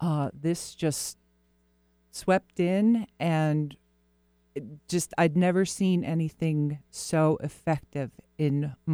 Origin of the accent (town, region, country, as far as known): Florida, United States; born or raised there